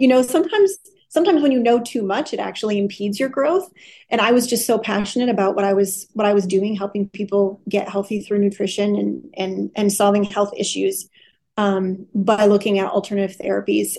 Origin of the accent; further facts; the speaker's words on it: Wisconsin, United States; moved away as an adult; also born or lived in Los Angeles County, California; I grew up in a small Midwestern city